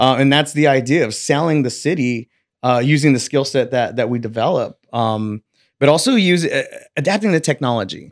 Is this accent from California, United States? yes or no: yes; Selma, California, United States; I was born and raised in Selma, California